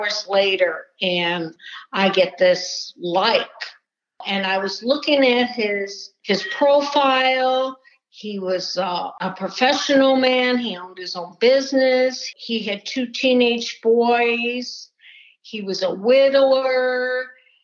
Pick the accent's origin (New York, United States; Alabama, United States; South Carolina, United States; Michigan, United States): Michigan, United States; Detroit; I grew up outside of Detroit, Michigan.